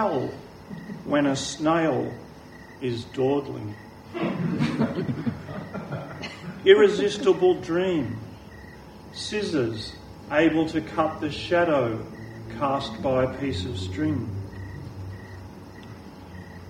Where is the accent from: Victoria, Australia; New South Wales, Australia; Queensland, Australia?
Victoria, Australia; Melbourne; when I was 17, growing up in Lower Templestowe